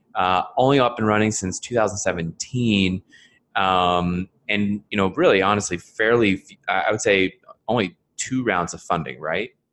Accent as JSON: {"language": "English", "town": "Philadelphia", "region": "Pennsylvania", "country": "United States", "tie": "born or raised there", "said": "that's my home. that's my hometown area"}